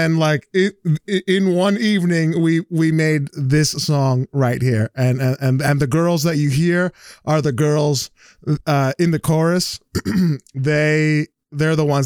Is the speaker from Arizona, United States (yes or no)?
no; New Jersey, United States; I've been born and raised in Jersey